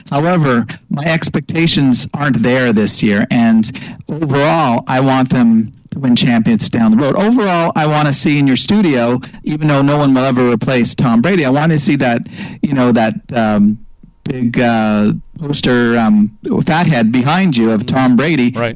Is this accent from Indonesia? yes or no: no; Montreal, Quebec, Canada; moved away; also born or lived in Los Angeles; I grew up in Montreal